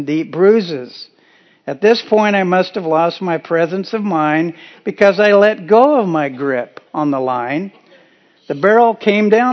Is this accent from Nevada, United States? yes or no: no; Kansas, United States; moved away; While visiting my parents in Kansas earlier in June, I was reminded while driving around my hometown